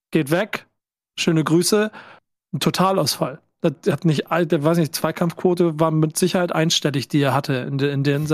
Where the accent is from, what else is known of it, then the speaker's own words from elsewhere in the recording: Bremen, Germany; für mich subjektiv als Bremer geht das klar an Bremen, das Ganze.